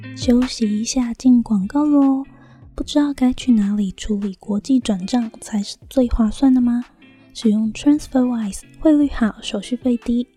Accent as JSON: {"language": "Chinese", "country": "Taiwan", "moved": "as an adult", "lives_now": "New Zealand", "said": "我是台湾人。我在二零一八年的时候用打工度假的签证"}